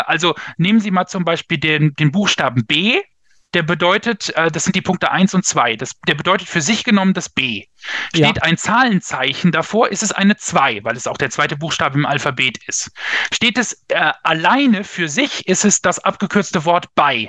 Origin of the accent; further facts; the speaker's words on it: Lingen, Lower Saxony, Germany; also born or lived in Bremen; bin aber groß geworden in Lingen an der Ems in Niedersachsen